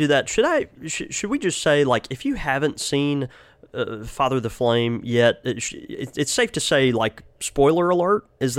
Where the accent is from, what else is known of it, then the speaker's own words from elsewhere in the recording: Mississippi, United States; No, we are from Mississippi, but you know, we still can get our numbers in order generally, right?